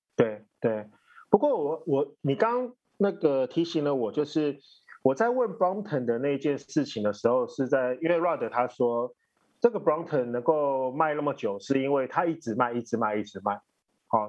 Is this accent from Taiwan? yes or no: yes; Taiwan; 我们台湾人